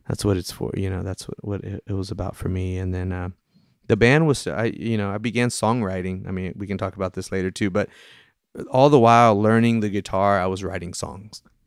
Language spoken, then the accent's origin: English; Austin, Texas, United States; moved away; I was originally from the Austin Diocese